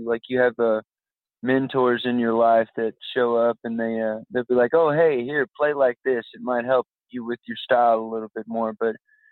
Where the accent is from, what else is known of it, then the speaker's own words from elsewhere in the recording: San Antonio, Texas, United States; moved away; I'm from San Antonio, Texas originally